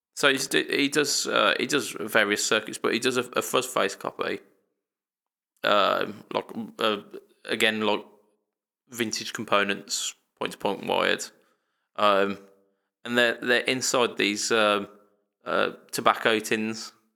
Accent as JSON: {"language": "English", "country": "United Kingdom", "said": "we're British"}